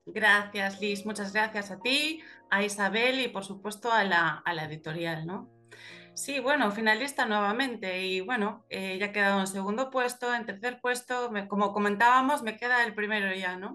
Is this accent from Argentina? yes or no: no; Galicia, Spain; los gallegos somos como los hobbits